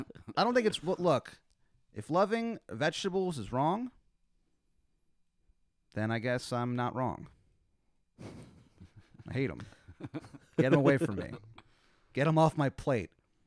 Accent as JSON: {"language": "English", "region": "East Coast", "country": "United States", "tie": "born or raised there", "said": "I feel like maybe we know this because we grew up on the East Coast..."}